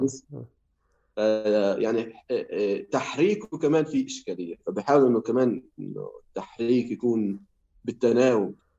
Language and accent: Arabic; Hebron, West Bank, Palestine; احنا في الخليل